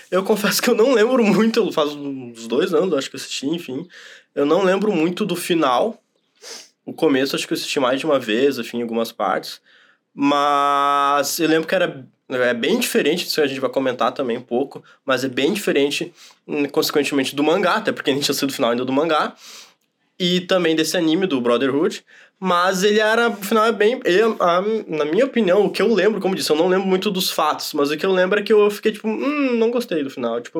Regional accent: Brazil; sou brasileiro

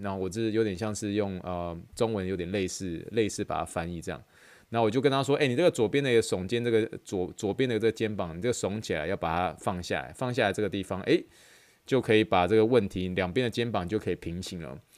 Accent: Taiwan; 因为我们台湾人喜欢吃，习惯吃臭豆腐

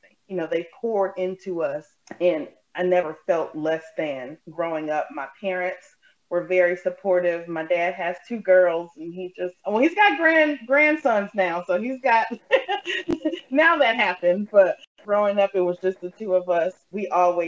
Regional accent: Beloit, Wisconsin, United States; So I was born and raised here in Beloit.

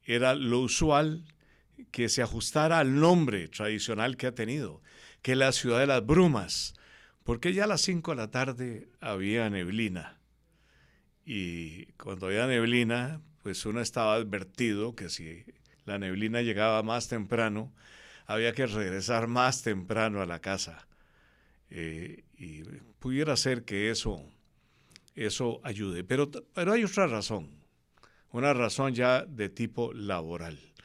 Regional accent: Cartago, Costa Rica; Yo nací en Cartago un 28 de marzo de 1950.

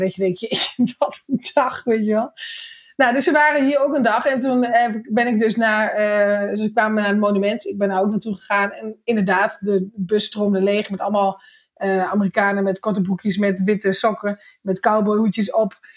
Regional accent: Netherlands; ik kom uit Nederland

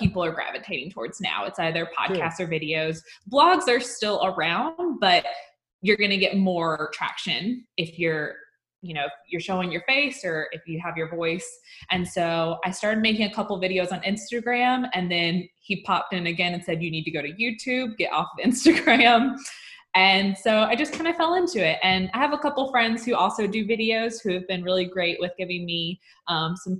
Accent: Athens, Georgia, United States; moved away as an adult; now in Austin, United States; I am originally from Athens, Georgia

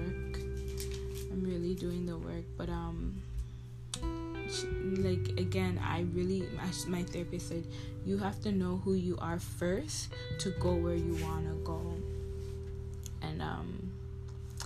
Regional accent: Toronto, Ontario, Canada; I was from Toronto

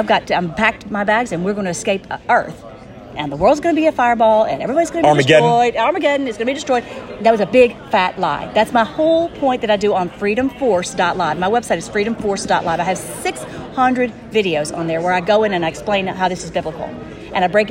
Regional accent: Nashville, Tennessee, United States; moved away; I'm originally from Nashville

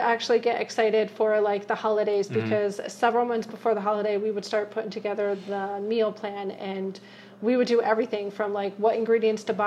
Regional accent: Connecticut, United States; moved away; I grew up in Connecticut

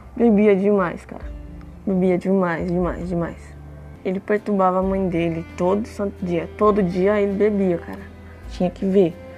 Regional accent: São Paulo, Brazil; also born or lived in Franco da Rocha; Eu vim pra cá, pra capital, com 4 anos de idade

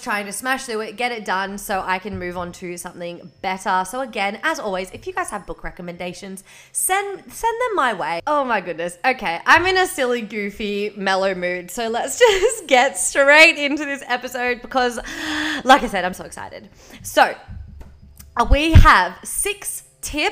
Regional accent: Victoria, Australia; now in Queensland, Australia; I am from Victoria. I am living in Queensland

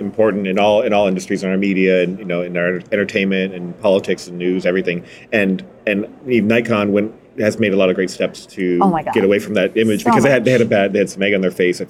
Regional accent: North Dakota, United States; I also don't have representation if like there are no Korean North Dakotan photographers in the industry

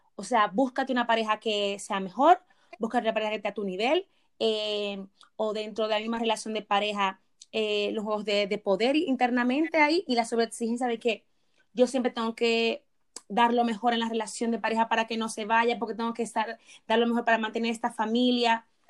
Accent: Dominican Republic; me voy a citar como dominicana, ok, vamos a citar como dominicana, que nos han educado

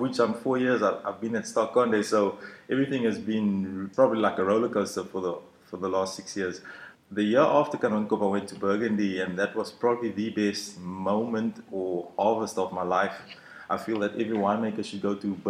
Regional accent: George, Western Cape, South Africa; moved away; also born or lived in Stellenbosch; I grew up in George

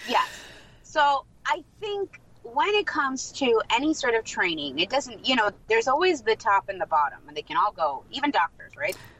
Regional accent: Moldova; first language Russian; English is a second language; moved away; I'm also Moldovan

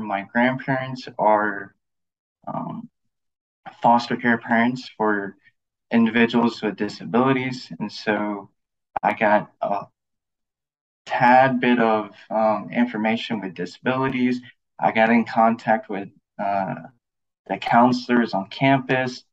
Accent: Lafayette, Louisiana, United States; moved away as an adult; also born or lived in California; my background is I'm from Lafayette, Louisiana

